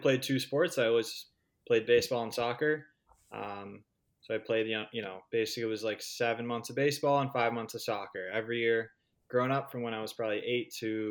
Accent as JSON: {"language": "English", "town": "Burbank", "region": "California", "country": "United States", "tie": "born or raised there", "moved": "as an adult", "lives_now": "Boston, United States", "said": "I'm from Burbank, California. So I went to Burbank High School"}